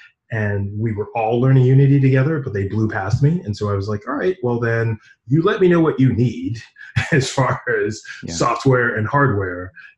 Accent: Fiji; I am from Fiji. Yeah, I am from Fiji.

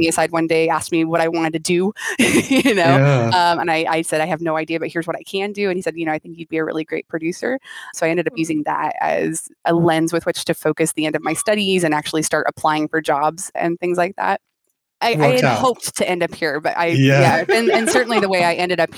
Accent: Chico, California, United States; I grew up in Chico, California, which is like in Northern California

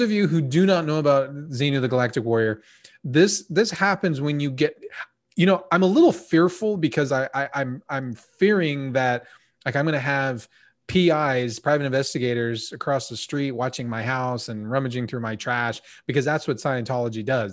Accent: United States

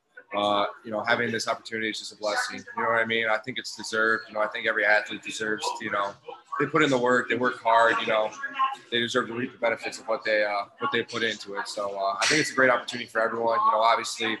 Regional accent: Dearborn, Michigan, United States; moved away; I'm from Dearborn, Michigan, which is right outside of Detroit

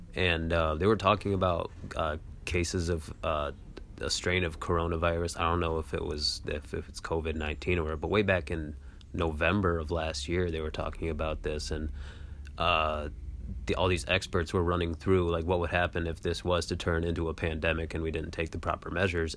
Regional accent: Michigan, United States; moved away as an adult; now in Washington, D.C., United States; I'm from Michigan, and I moved out to Washington, D C

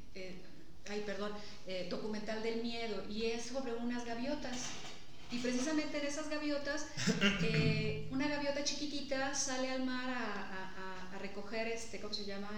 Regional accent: Mexico; Nosotros como mexicanos

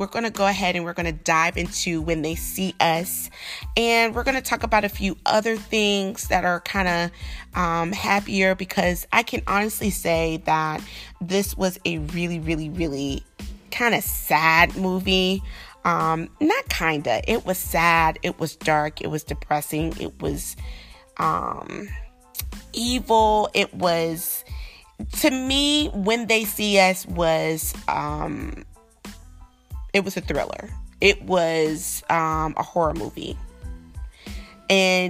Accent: the South, United States; a Southern girl growing up in the South

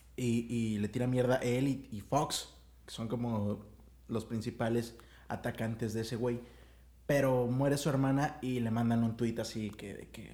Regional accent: Mexico

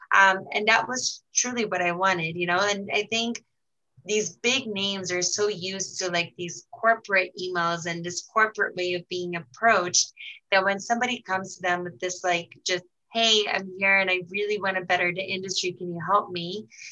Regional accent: Brazil; moved away; I was born and raised in Brazil, Egyptian parents

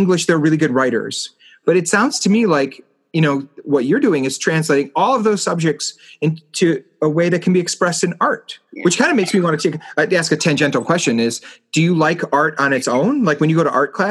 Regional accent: Chicago, Illinois, United States; my hometown has a beautiful art museum

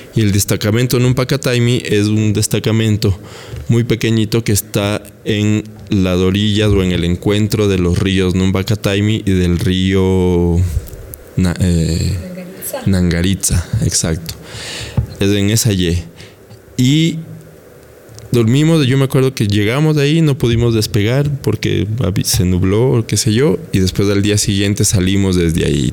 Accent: Quito, Pichincha, Ecuador; nosotros, los quiteños

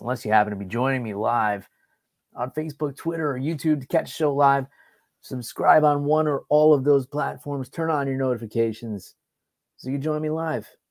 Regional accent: New York, United States; I grew up in New York

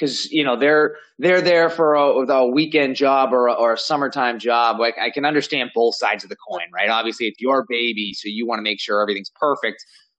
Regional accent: Sandwich, Massachusetts, United States; Growing up in Sandwich, I was in Forestdale, so it was kind of further away from the downtown.

